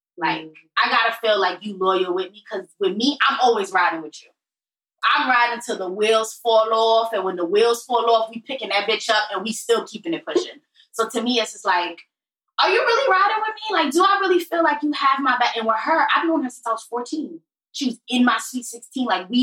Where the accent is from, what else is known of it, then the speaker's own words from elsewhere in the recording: Brooklyn, New York, United States; I'm from Brooklyn.